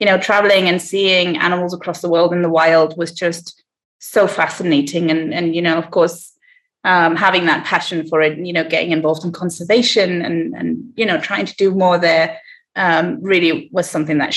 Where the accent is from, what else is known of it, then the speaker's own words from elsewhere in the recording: Heidelberg, Baden-Württemberg, Germany; moved away as an adult; now in Morogoro, Tanzania; I am originally from Germany. I grew up in Heidelberg, which is a smallish town in the southwest of Germany.